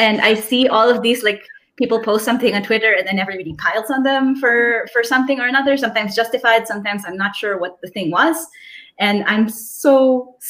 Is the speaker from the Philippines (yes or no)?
yes; Philippines; I'm a Filipino autistic person